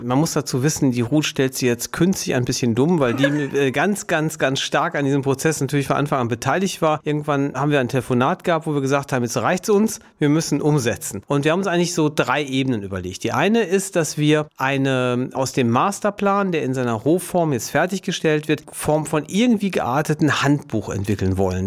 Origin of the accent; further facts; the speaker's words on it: Duisburg, North Rhine-Westphalia, Germany; ich in Duisburg geboren bin, eine Stadt weiter lebe, eigentlich mit einem Fuß immer in Duisburg drin bin